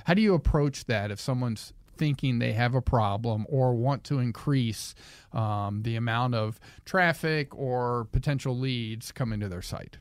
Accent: the South, United States; I grew up in the South

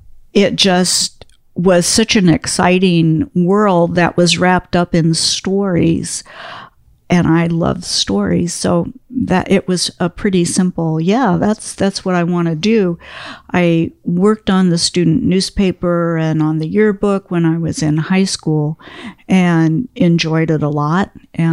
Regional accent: Washington, District of Columbia, United States; I grew up in Washington, D.C. in the 1960s.

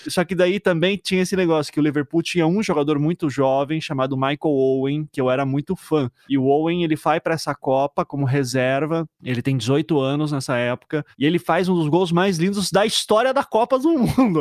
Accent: Brazil; para mim, como brasileiro

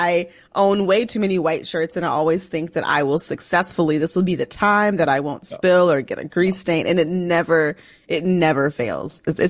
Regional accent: Minneapolis, Minnesota, United States; accent: northern; moved away as an adult; also born or lived in New York; now in Washington, D.C. area, United States; I come from a lot of different places. I was raised in the Twin Cities, and that is home. That is my number one love as far as places are concerned. So I probably more so identify with someone who comes from Minnesota, Minnesotan, if you will.

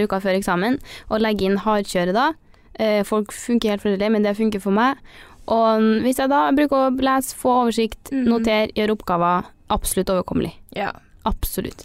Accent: Trondheim, Trøndelag, Norway; Jeg er jo fra Trondheim og studerer i Trondheim, så jeg har jo hele livet mitt her.

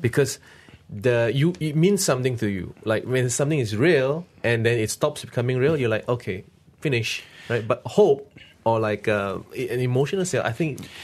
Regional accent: Malaysia; my country

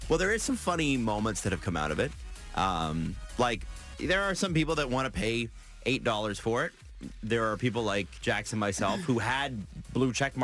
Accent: Toronto, Ontario, Canada; my hometown of Scarborough.

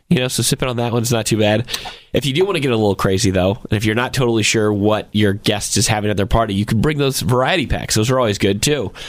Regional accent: Georgia, United States; moved away; my home state of Georgia.

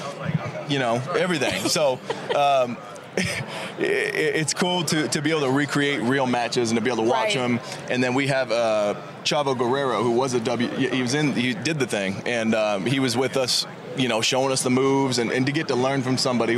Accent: Sacramento, California, United States; born or raised there; also born or lived in San Diego

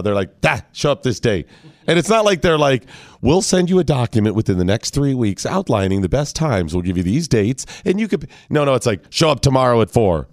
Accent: Northeastern Ohio, United States; moved away; white guy growing up in Northeastern Ohio, Christian, rural family

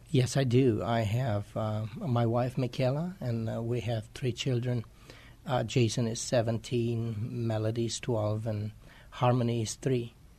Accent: Romania; moved away as an adult; also born or lived in Chicago, United States; now in San Antonio, United States; I am originally from Romania. I came to the United States in 1999

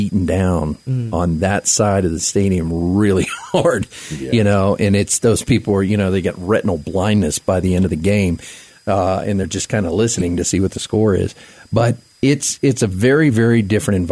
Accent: South Florida, United States; moved away; I grew up in South Florida

